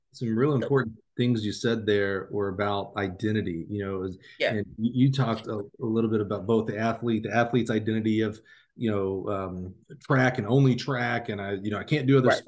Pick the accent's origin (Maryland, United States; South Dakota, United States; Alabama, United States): Alabama, United States; I'm from Alabama